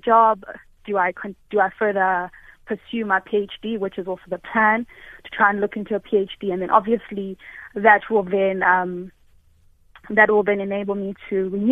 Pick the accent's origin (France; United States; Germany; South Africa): South Africa; born or raised there; English is a second language; also born or lived in Malawi